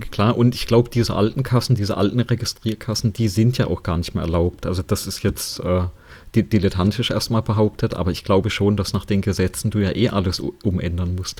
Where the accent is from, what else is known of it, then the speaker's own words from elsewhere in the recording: Germany; bei uns in Deutschland